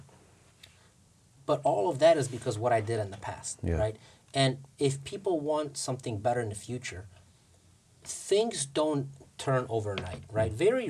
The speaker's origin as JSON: {"language": "English", "country": "Russia", "second_language": "English", "moved": "yes", "said": "I came from Russia with nothing."}